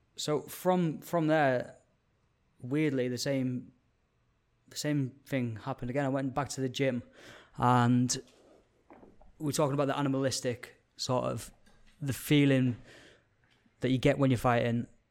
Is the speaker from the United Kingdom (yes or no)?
yes; Carlisle, North West England, United Kingdom; moved away as an adult; originally from Card Isle. I spent the first eighteen years of my life up there.